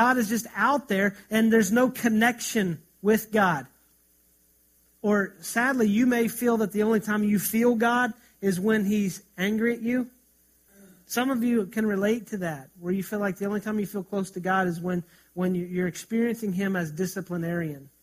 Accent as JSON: {"language": "English", "country": "United States", "said": "As American Christians"}